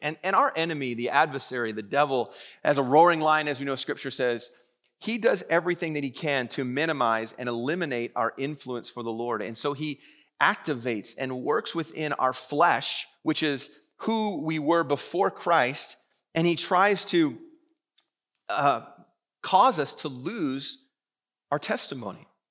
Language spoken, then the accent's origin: English; Vancouver, British Columbia, Canada; I've born and raised in Vancouver